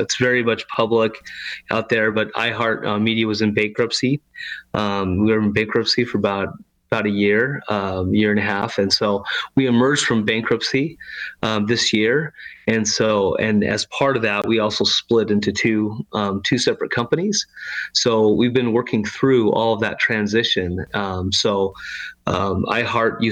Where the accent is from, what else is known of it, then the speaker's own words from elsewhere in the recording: Arizona, United States; moved away as an adult; also born or lived in Utah / New York City; now in San Antonio, United States; I was born and raised in Arizona, spent, most of my life there until I was about 19